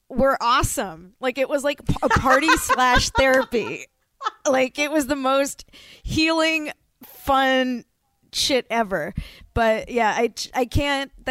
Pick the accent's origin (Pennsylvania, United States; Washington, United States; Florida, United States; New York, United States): Florida, United States; now in Los Angeles, United States; I grew up in Florida